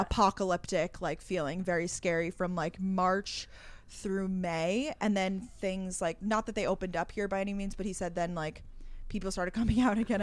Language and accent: English; Long Island, New York, United States; also born or lived in Georgia; I live in New York City. I'm originally from Long Island, New York